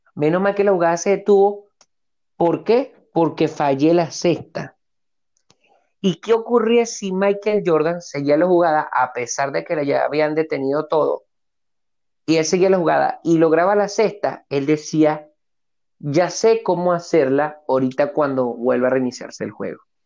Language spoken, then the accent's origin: Spanish; Barquisimeto, Lara, Venezuela; en Barquisimeto, de donde soy oriundo